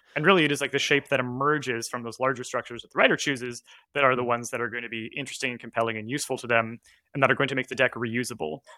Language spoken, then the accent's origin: English; Canada; I was growing up in Canada